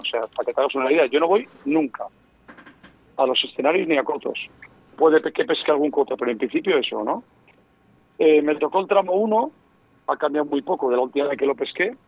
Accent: León, Castile and León, Spain; soy leonés

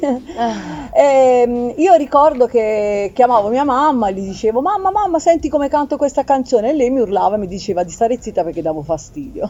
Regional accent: Apulia, Italy; sono anche pugliese

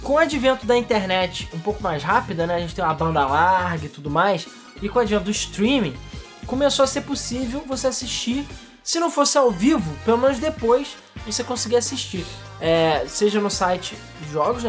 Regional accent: Brazil; eu aqui, sendo brasileiro pobre

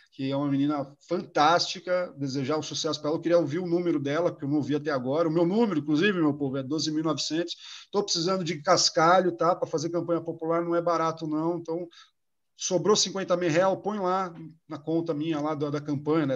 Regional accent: São Carlos, São Paulo, Brazil; now in São Paulo, Brazil; Lá em São Carlos do Pinhal, a terra onde eu nasci. Nós somos de família muito pobre lá

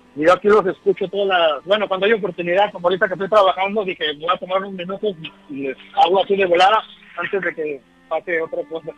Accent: Durango, Mexico; now in Chicago, United States; soy de Durango

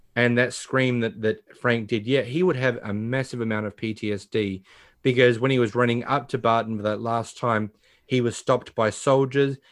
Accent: Australia; being an Australian

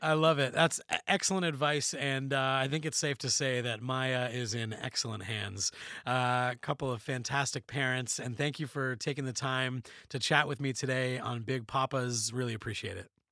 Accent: Canada; we're Canadian

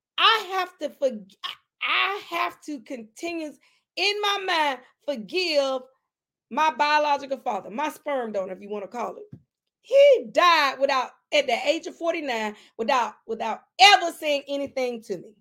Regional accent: McCormick, South Carolina, United States; in my hometown, McCormick.

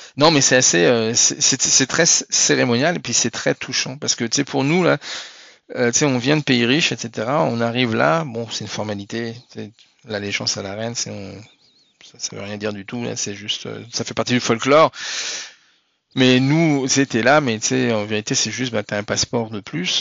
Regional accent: France; moved away as an adult; now in Montreal, Canada; moi, je suis français

